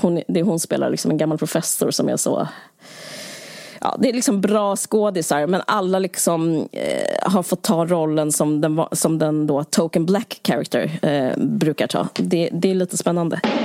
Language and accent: Swedish; Sweden; Som svensk